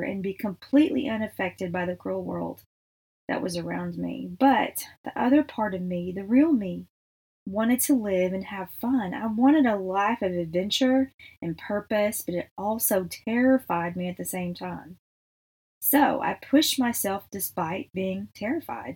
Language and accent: English; Texas, United States; we are from Texas